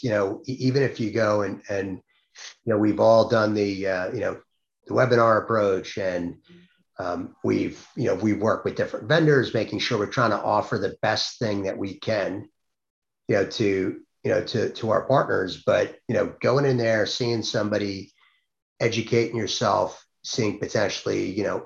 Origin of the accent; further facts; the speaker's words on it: Long Island, New York, United States; now in New Jersey, United States; I'm actually live in New Jersey, grew up on Long Island.